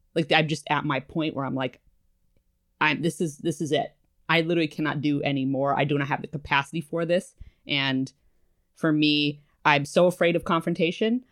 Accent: New England, United States; moved away as an adult; also born or lived in Massachusetts; now in New York, United States; I'm from New England

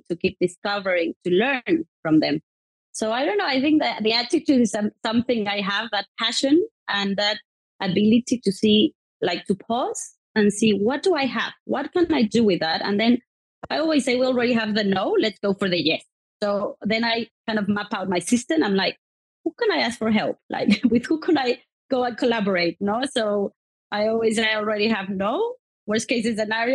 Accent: Mexico; now in United Kingdom; I was brought up in Mexico, which I love my country

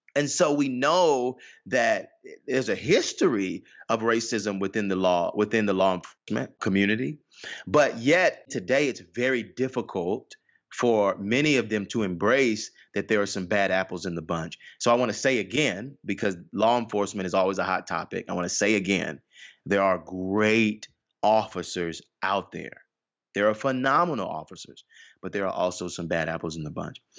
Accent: Atlanta, Georgia, United States; I was born, born and raised in Atlanta, Georgia.

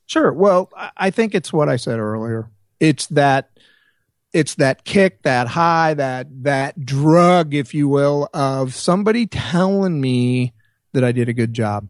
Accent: Springfield, Missouri, United States; moved away as an adult; Springfield, which was my hometown

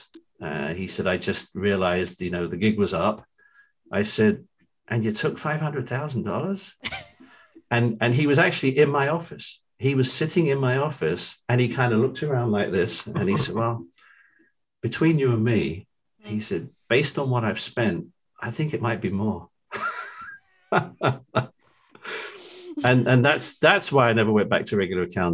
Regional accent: London, United Kingdom; moved away as an adult; also born or lived in Philadelphia region / New Jersey; now in Cherry Hill, United States; I'm from London.

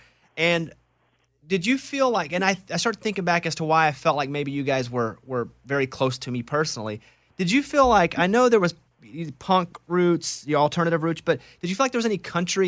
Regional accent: Arkansas, United States; You know, me growing up in Arkansas, you know, Central and South Arkansas

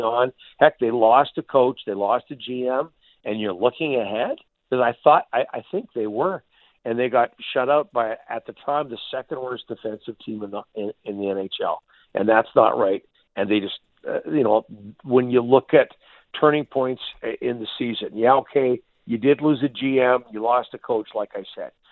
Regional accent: Canada; we're Canadian

